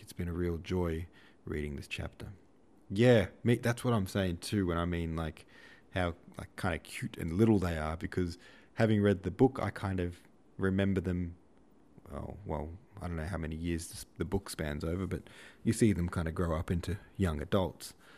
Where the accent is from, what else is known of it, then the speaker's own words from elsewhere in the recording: Australia; I was born in Australia